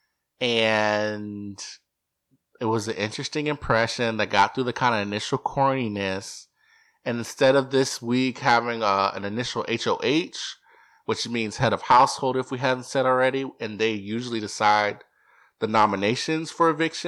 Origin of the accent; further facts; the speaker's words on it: Texas, United States; I'm from Texas